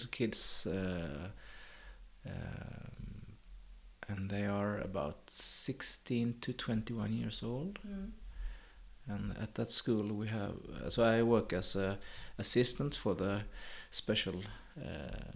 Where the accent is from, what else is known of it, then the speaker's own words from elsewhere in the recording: Karlskrona, Blekinge, Sweden; also born or lived in Oskarshamn / Dalarna / Avesta; now in Vellinge, Sweden; I was brought up in Blekinge, Karlskrona